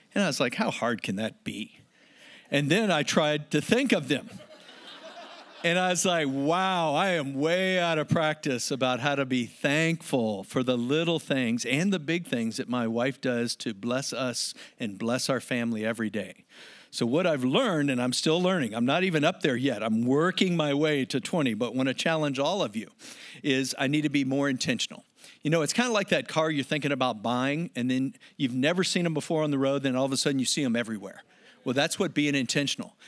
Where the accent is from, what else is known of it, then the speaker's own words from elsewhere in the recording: United States; now in San Diego, United States; as an American